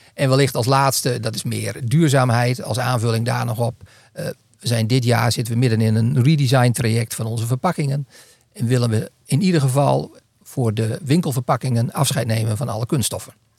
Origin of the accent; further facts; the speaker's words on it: northern Netherlands, Netherlands; ik ben Noorderling